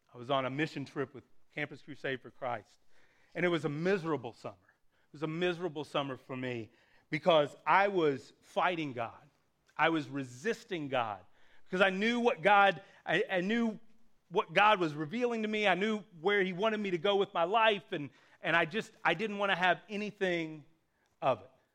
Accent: Appalachia, United States; my hometown, a small rural hometown in Appalachia

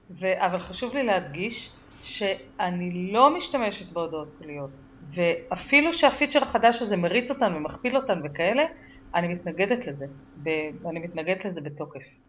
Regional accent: Israel; אני גדלתי בקיבוץ

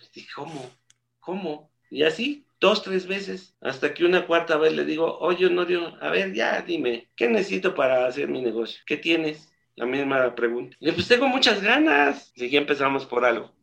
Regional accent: Mexico; como mexicano

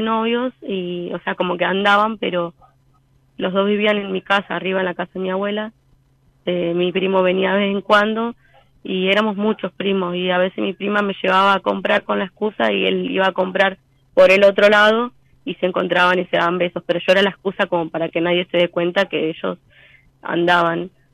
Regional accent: Rafael Castillo, Buenos Aires Province, Argentina; soy de Rafael Castillo, La Matanza.

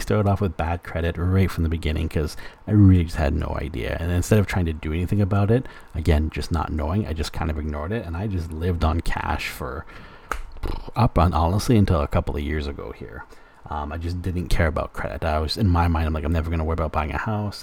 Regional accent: Alberta, Canada; moved away as an adult; now in British Columbia, Canada; growing up in Alberta, I grew up

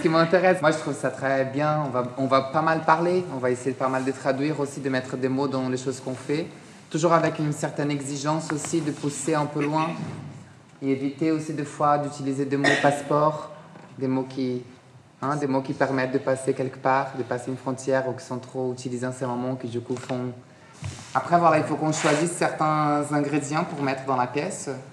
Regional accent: Brazil; now in France; je suis très attaché au pays où je suis né, mon pays d'origine, le Brésil

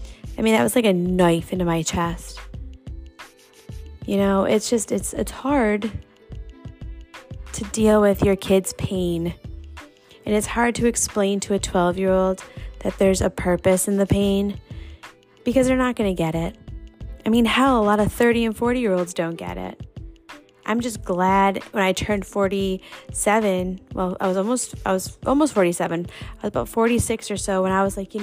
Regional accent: New York, United States; now in Indianapolis, United States; I am a New Yorker, born and raised

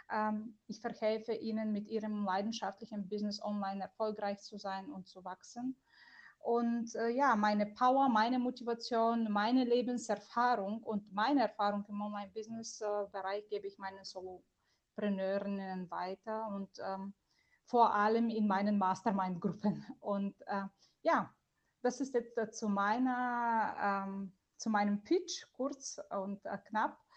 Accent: Bulgaria; German is a second language; moved away as an adult; now in Germany; ist ein bulgarischer Name. Das bedeutet, ich bin eine gebürtige Bulgarin und äh, ich bin in Bulgarien aufgewachsen und mit 19 bin ich äh, ganz alleine nach Deutschland gekommen

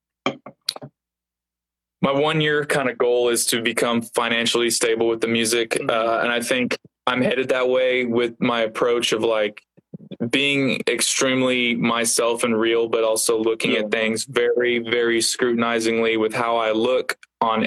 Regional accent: Independence, Missouri, United States; also born or lived in Kansas City; that house is where I grew up in Independence.

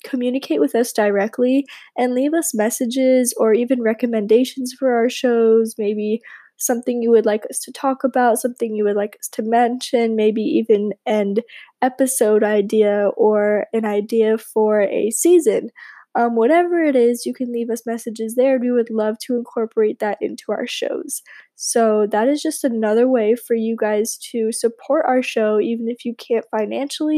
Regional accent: Palm Beach, Florida, United States; I am originally from Palm Beach, Florida

